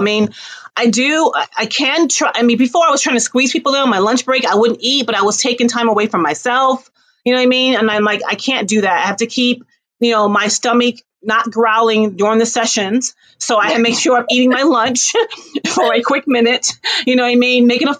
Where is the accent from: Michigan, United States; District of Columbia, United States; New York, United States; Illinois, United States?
New York, United States; I'm a New Yorker.